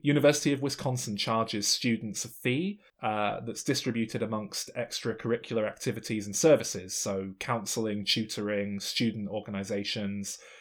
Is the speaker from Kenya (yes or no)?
no; England, United Kingdom; I'm English.